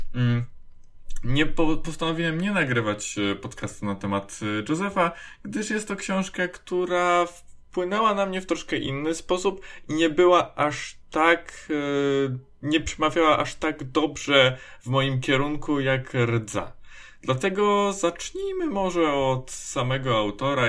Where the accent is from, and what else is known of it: Poland